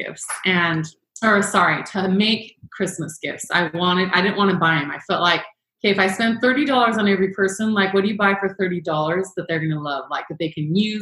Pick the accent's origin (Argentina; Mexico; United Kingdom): Mexico; Chihuahua; moved away as an adult; also born or lived in Phoenix, Arizona; now in St. George, United States; So I was born and raised in Chihuahua, Mexico, and in a small American community. And my parents are American